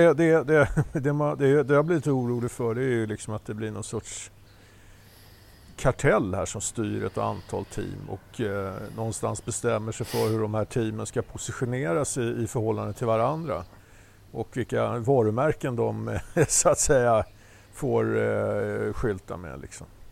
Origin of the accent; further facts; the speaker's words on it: Solna, Stockholm County, Sweden; accent: Solna dialect; vi, som kommer från Solna, vi låter så här.